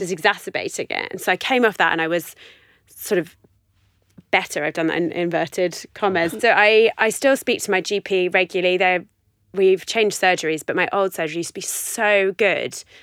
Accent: London, United Kingdom; moved away as an adult; I grew up in West London, in Chiswick.

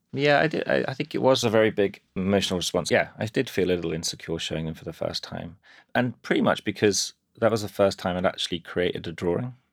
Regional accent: Birmingham, West Midlands, United Kingdom; now in London, United Kingdom; I grew up in Birmingham

